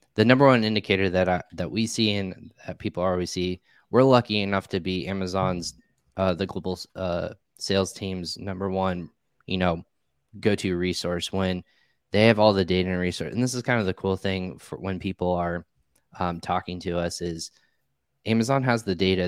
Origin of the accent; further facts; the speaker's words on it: Indiana, United States; moved away as an adult; also born or lived in Richmond, Virginia; I grew up in the Midwest here in Indiana. I'm actually back here now